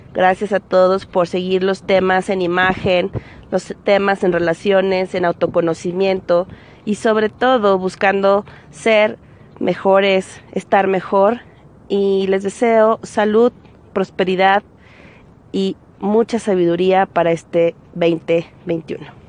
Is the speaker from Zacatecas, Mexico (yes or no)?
yes; Zacatecas, Mexico; Me encuentro en el Cerro de la Bufa de nuestra hermosa ciudad Zacatecas, Zacatecas, México.